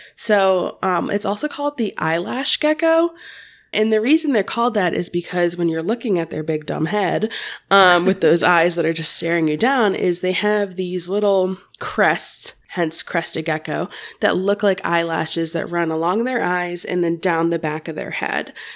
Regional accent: Cincinnati, Ohio, United States; I am from the Cincinnati, Ohio area

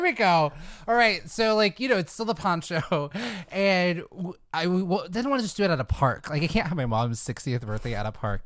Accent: Fairfield, California, United States; I'm from the Bay Area. I grew up in a s, a town called Fairfield.

